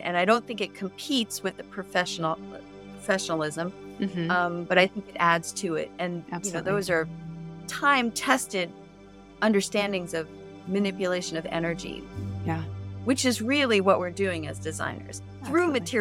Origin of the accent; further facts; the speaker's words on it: New York City, New York, United States; now in San Diego, United States; I come from New York City